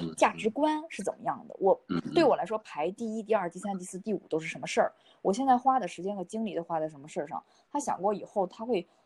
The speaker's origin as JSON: {"language": "Chinese", "country": "China", "said": "我们中国人是比较含蓄的"}